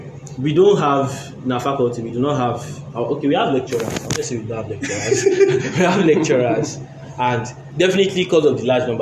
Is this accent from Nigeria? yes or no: yes; Lagos, Nigeria; I did secondary school in Lagos.